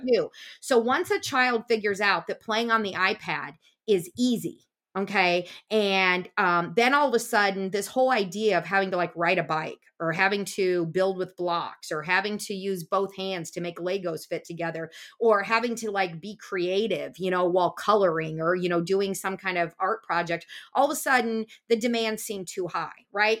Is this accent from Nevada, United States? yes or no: no; Des Moines, Iowa, United States; I grew up in Des Moines, Iowa